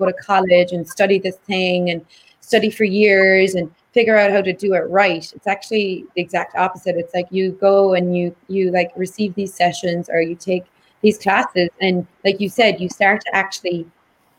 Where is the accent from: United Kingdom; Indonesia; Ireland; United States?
Ireland; I grew up in Ireland where there is a lot of body shame